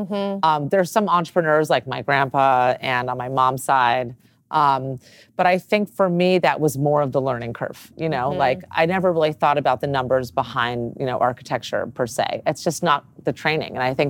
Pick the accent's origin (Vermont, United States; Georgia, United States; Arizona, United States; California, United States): California, United States; Los Angeles; born or raised there